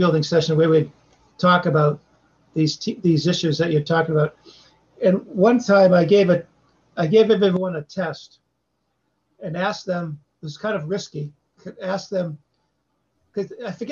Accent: Boston, Massachusetts, United States; accent: Boston; when I went to California with my Boston accent

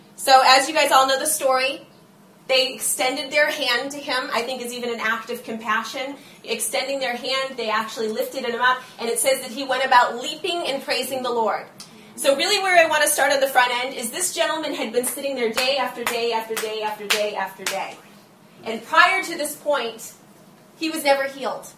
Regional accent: United States; we as the church and as Americans

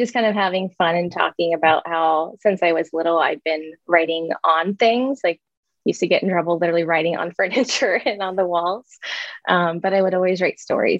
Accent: Columbus, Ohio, United States; I worked at a branding and marketing agency in my hometown of Columbus, Ohio

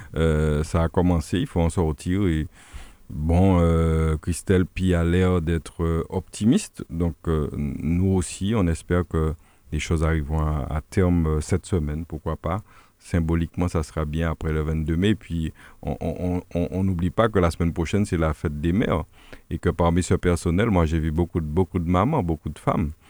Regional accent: Le François, Martinique; nous sommes du François, on connaît bien la population franciscaine

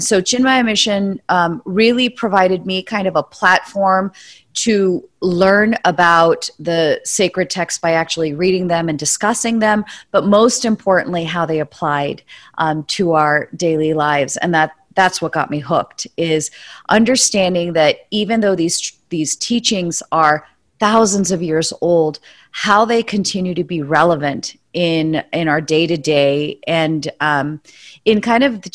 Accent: San Francisco Bay Area, California, United States; I grew up in the San Francisco Bay Area

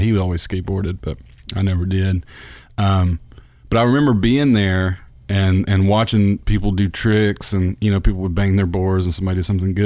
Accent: Bruce, Mississippi, United States; I grew up in Bruce, which is about an hour d-, drive from there.

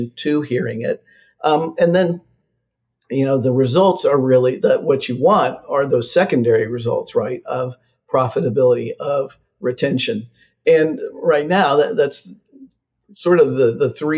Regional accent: Midwest, United States; I'm from the Midwest

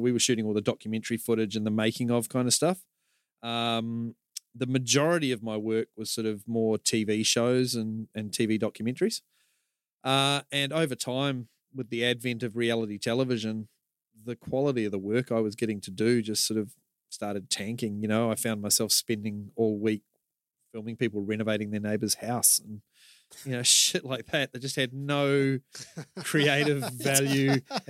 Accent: New Zealand; and now, yeah, there's people I've known for years don't realise I'm a Kiwi. And then other people go, oh, your accent's so strong.

